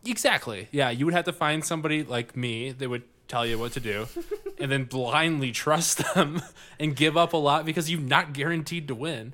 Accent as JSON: {"language": "English", "country": "United States", "tie": "born or raised there", "said": "I grew up living in America, the best country in the world."}